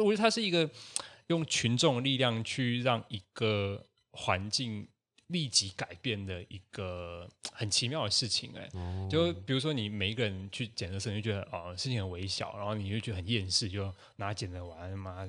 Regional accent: Taiwan; 我自己是 呃，土生土长的台湾人

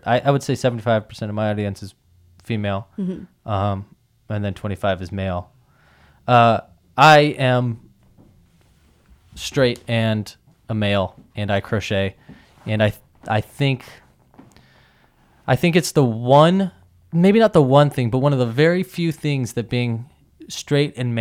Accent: California, United States; I'm just from California

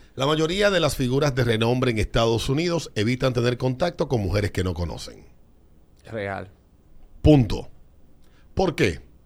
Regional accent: Dominican Republic; mis estimados compatriotas

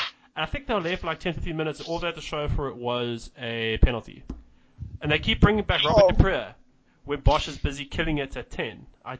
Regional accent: South Africa; I'm a South African and I fuck them up all the time.

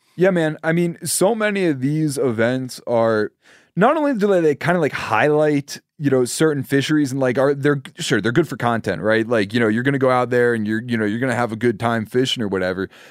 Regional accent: Pennsylvania, United States; my home state of Pennsylvania

